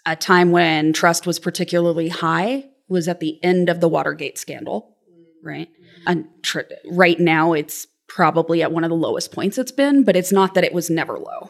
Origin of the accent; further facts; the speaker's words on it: Lexington, Kentucky, United States; I grew up in Lexington, Kentucky